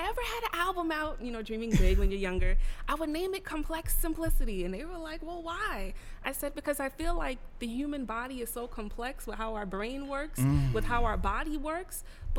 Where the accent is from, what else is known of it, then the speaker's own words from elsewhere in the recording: Mount Vernon, New York, United States; also born or lived in Bronx, New York; I'm originally born in the Bronx, raised in Mount Vernon, New York.